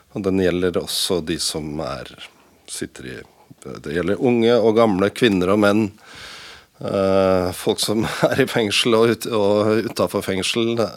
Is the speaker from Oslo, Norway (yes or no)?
yes; Oslo, Norway; Jeg er jo fra Oslo og kjent i området